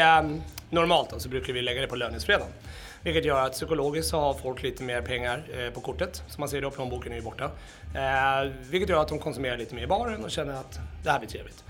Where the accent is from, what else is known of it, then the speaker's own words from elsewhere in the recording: Gnesta, Södermanland, Sweden; now in Stockholm, Sweden; jag är ju då från Gnesta, det är ju bara en timme med bil härifrån